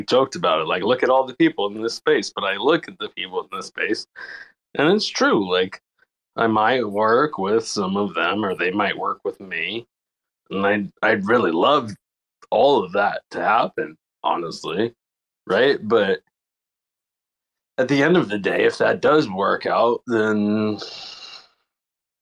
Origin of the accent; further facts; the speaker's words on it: Guam; being a kid in Guam